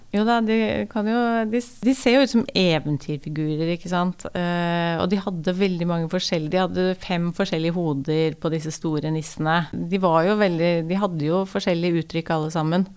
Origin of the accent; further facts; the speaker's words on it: Askim, Østfold, Norway; moved away as an adult; also born or lived in Oslo / Bangkok; Jeg er fra Askim